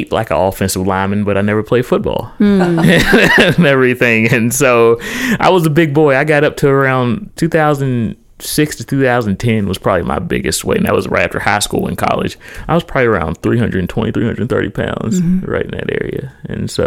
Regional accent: Charleston, West Virginia, United States; I'm originally from the Cross Lanes, Charleston area. And I grew up, typically I went to, Cross Lanes Christian throughout school. Went to West Virginia State for my undergrad

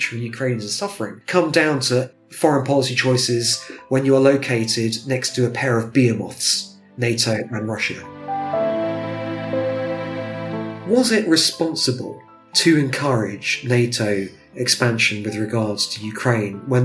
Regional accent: London, United Kingdom; I was born in the 80s in London.

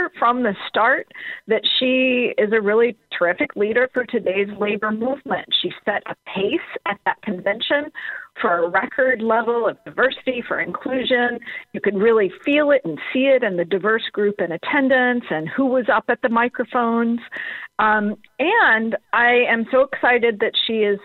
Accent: Atlanta, Georgia, United States; moved away; I'm originally from Atlanta

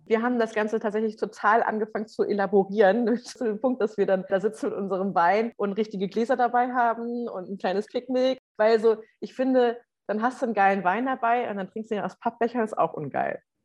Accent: Schleswig-Holstein, Germany; moved away; ich komme ja ursprünglich aus Schleswig-Holstein

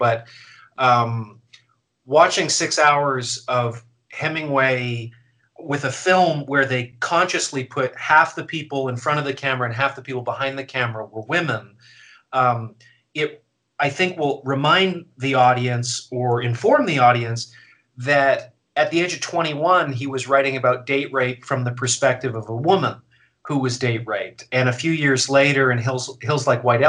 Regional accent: Canada; now in United States; I'm Canadian

